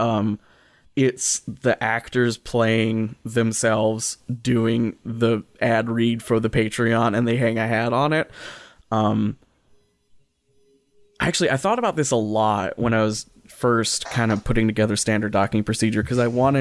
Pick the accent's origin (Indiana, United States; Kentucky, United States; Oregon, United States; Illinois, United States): Kentucky, United States; I grew up in Kentucky